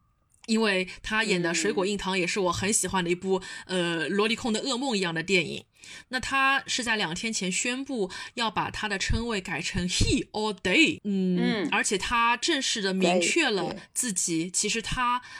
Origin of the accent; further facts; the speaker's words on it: Shanghai, China; accent: Shanghai Mandarin; 我这种上上海普通话可多了